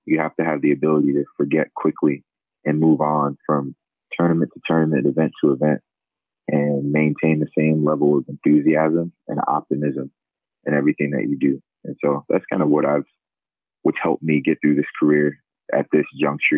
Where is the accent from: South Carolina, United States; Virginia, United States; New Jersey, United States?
New Jersey, United States; Sicklerville; moved away as an adult; also born or lived in Lincoln, Nebraska; now in Philadelphia, United States; I'm from South Jersey originally. I grew up in a small town, Sicklerville, New Jersey, about 25 miles outside of Philadelphia.